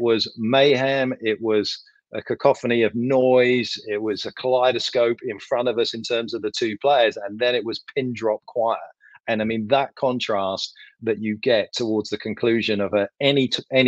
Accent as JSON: {"language": "English", "country": "United Kingdom", "said": "I'm from Britain"}